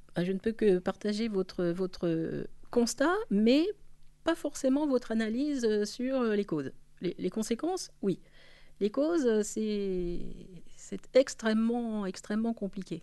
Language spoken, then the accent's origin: French; Paris, Île-de-France, France; en tant que parisienne